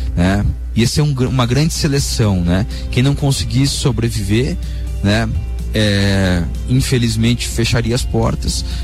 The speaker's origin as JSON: {"language": "Portuguese", "town": "Lages", "region": "Santa Catarina", "country": "Brazil", "tie": "born or raised there", "also_born_or_lived": "Itajaí / Londrina / Porto Alegre", "moved": "as an adult", "lives_now": "Balneário Camboriú, Brazil", "said": "eu sou um lagiano raiz. É... É, atualmente eu, eu saí de Lages, na verdade, em 2004 2005"}